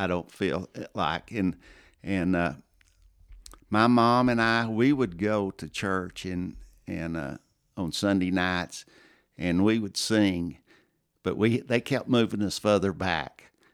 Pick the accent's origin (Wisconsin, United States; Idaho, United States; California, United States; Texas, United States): Texas, United States; Plainview; also born or lived in Azle, Texas / Lubbock, Texas; I grew up in Plainview, uh, grew up in the church, First Baptist Church of Plainview